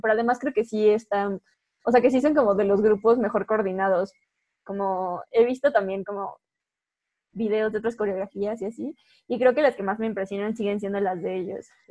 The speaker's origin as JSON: {"language": "Spanish", "country": "Mexico", "said": "somos dos chicas mexicanas"}